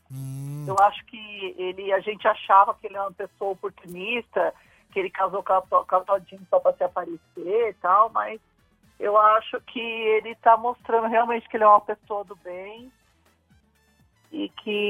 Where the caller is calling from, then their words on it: São Paulo, Brazil; Eu sou aqui da Vila Formosa.